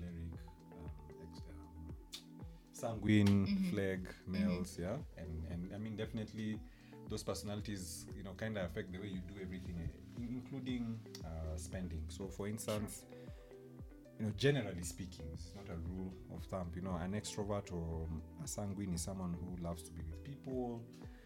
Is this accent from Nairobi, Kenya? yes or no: no; Nakuru, Nakuru County, Kenya; moved away; I was at my hometown in Nakuru.